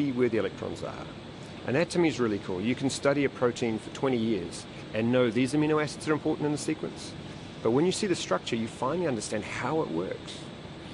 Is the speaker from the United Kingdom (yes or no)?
no; New Zealand; moved away as an adult; also born or lived in Auckland; now in Melbourne, Australia; I'm a Kiwi, I love New Zealand